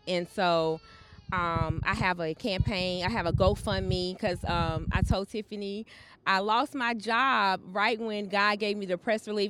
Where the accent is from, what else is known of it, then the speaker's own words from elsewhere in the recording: Charlotte, North Carolina, United States; also born or lived in Florence, South Carolina; I was raised in Charlotte, but I was born in Florence, South Carolina